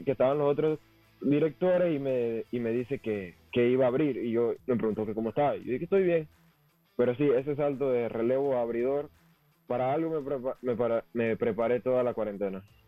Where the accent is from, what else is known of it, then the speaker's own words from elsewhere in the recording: David, Chiriquí, Panama; yo soy de La Prosperidad, David, La Prosperidad